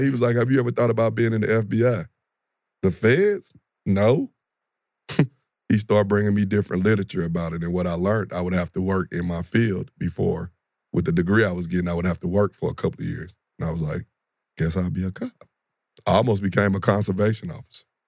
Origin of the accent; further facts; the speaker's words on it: St. Louis, Missouri, United States; now in Atlanta, United States; I'm born and raised in Saint Louis, west side of Saint Louis